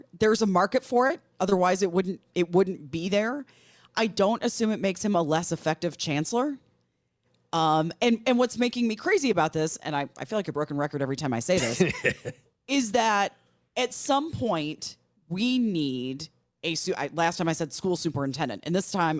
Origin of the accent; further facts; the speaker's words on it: Milwaukee, Wisconsin, United States; WTMJ AM is a radio station I grew up listening to in Milwaukee.